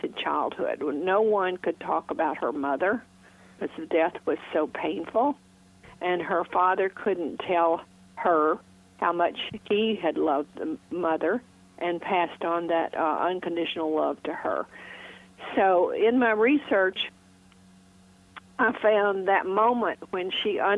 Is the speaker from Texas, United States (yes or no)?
no; Mississippi Delta, United States; I was raised in Faulknerland, Mississippi Delta